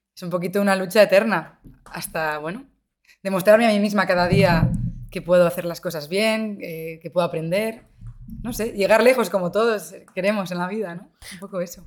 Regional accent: Santander, Cantabria, Spain; now in Madrid, Spain; Yo soy de Santander

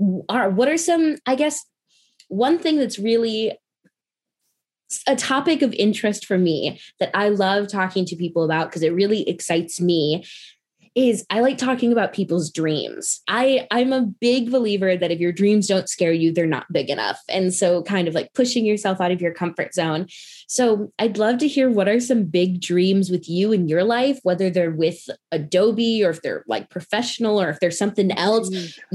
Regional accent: Midwest, United States; also born or lived in North Carolina; I'm from the Midwest. I have a pretty basic accent, except there's certain words, like when I say Chicago, people are like, oh, now I hear the accent. But I went to school in North Carolina.

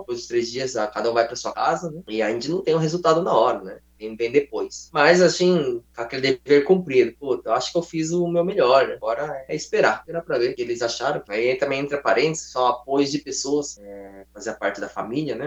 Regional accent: São Paulo, Brazil; moved away as an adult; also born or lived in Japan; Sou de São Paulo

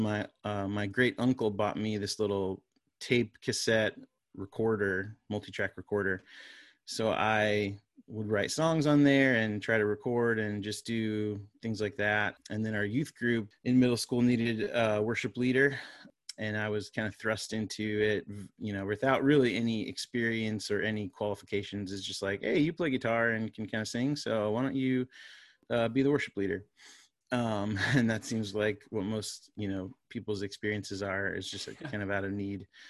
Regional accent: Florida, United States; moved away as an adult; now in North Carolina, United States; my wife and I grew up in Florida. Uh, we're Floridians.

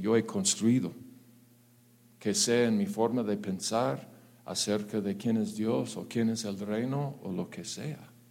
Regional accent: United States; Spanish is a second language; now in Mexico; yo soy gringo

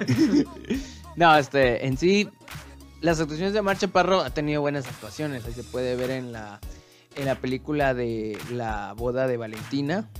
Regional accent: Mexico; Yo le digo como mexicano

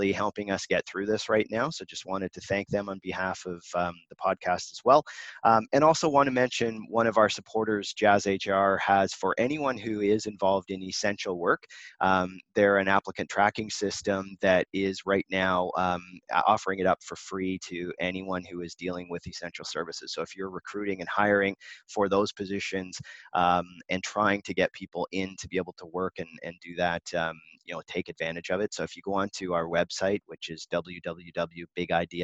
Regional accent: Canada; we're both Canadian

